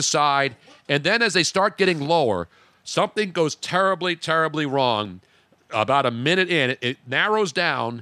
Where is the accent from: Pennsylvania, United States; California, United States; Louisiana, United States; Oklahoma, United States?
Pennsylvania, United States; Philadelphia; I was from Philly